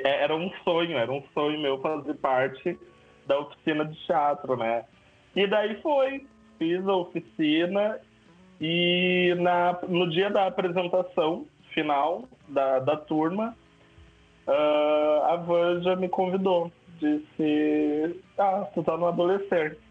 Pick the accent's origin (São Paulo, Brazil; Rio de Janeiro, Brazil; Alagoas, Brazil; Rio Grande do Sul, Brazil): Rio Grande do Sul, Brazil; São Leopoldo; Sou de São Leopoldo